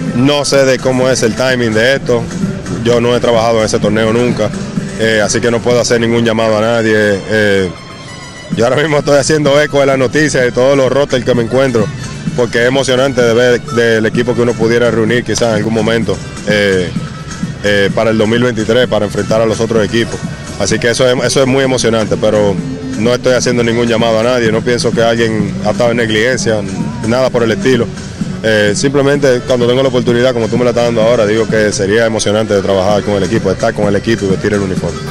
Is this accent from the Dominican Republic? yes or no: yes; Dominican Republic; uno siendo dominicano